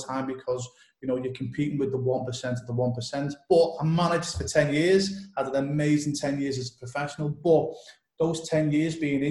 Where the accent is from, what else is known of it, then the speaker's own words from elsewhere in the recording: Liverpool, North West England, United Kingdom; I'm originally from Liverpool in the UK, England.